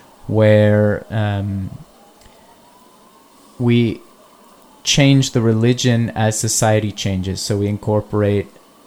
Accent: San Antonio, Texas, United States; moved away as an adult; now in Netherlands; I was born in San Antonio.

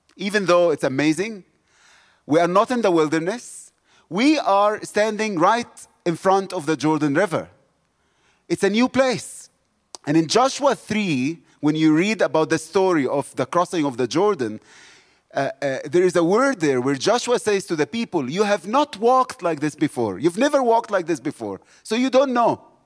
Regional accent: South Africa

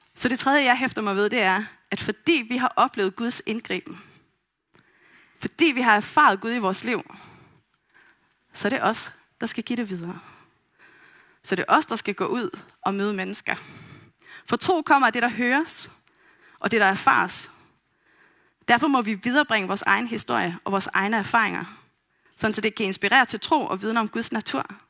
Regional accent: Vestegnen, Capital Region of Denmark, Denmark; Jeg er vokset op på Vestegnen

